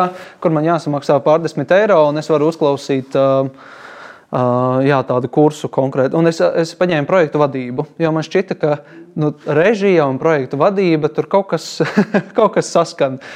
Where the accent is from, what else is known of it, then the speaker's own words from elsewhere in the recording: Balgale, Tukums Municipality, Latvia; es patiesībā nāku no Balgalas.